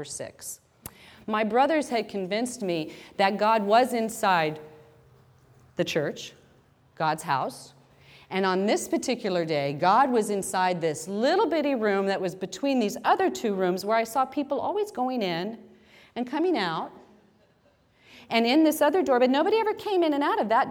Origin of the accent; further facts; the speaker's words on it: Wichita, Kansas, United States; I grew up in a Roman Catholic family. We had a home in Wichita, Kansas